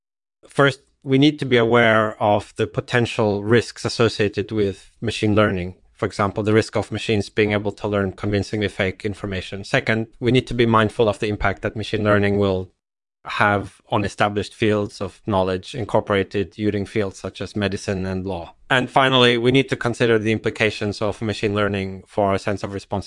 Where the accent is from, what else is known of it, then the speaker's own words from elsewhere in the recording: England, United Kingdom; born there; I was born in England in 1963 and grew up in a relatively secular household